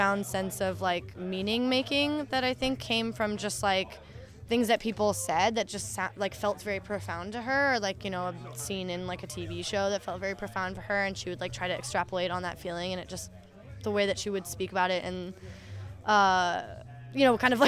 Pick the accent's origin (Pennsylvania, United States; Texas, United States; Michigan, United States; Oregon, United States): Oregon, United States; moved away as an adult; also born or lived in Philadelphia; I'm from Oregon originally